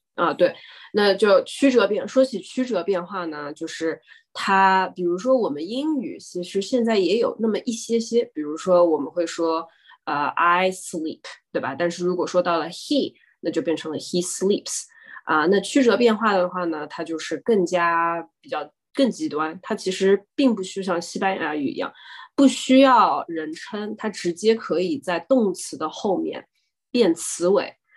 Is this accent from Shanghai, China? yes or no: yes; Shanghai, China; moved away as an adult; also born or lived in Massachusetts, United States; now in United States; 我是上海人，然后呢，高中是在市三女中读的